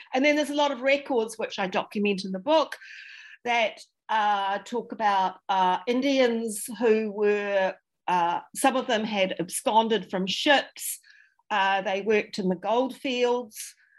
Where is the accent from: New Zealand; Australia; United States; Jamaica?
New Zealand; Dunedin, Otago; I'm very much um, a Dunedin uh, a Dunedin person. I'm from Dunedin